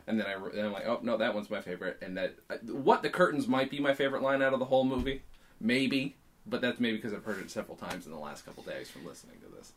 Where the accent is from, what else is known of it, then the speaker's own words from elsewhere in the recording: United States; I'm an American